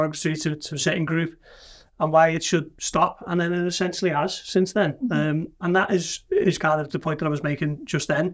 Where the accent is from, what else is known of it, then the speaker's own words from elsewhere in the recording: Liverpool, North West England, United Kingdom; he knew I was from Liverpool